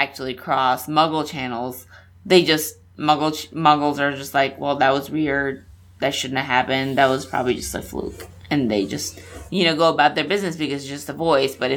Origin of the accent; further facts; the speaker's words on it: Nepal; moved away; When I was growing up in Nepal.